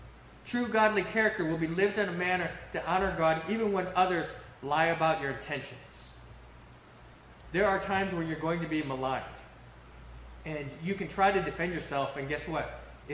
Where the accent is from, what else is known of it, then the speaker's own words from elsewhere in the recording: Russia; I remember growing up in Russia, where they had to meet outdoors in freezing temperatures.